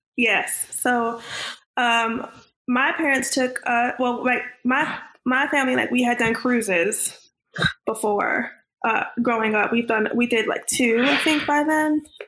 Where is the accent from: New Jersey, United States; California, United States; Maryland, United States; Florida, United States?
New Jersey, United States; Orange; now in North Carolina, United States; I grew up in Orange, New Jersey, which is 20 to 30 minutes outside of New York City